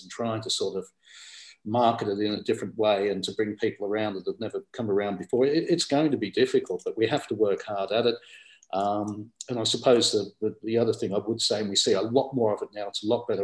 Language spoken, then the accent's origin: English; Australia; now in United Kingdom; I was born in Australia